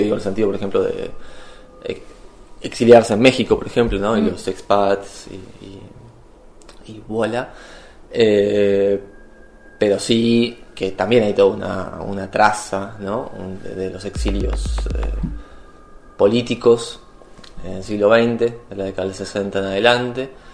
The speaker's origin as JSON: {"language": "Spanish", "country": "Argentina", "moved": "as an adult", "lives_now": "Edinburgh, United Kingdom"}